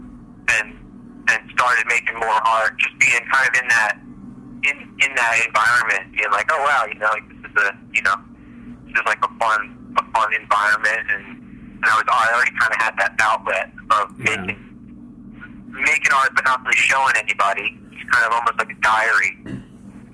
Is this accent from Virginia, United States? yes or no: no; Springfield, Pennsylvania, United States; also born or lived in Providence, Rhode Island; I grew up in the suburbs here in Philadelphia, a town called Springfield. So I lived here my whole life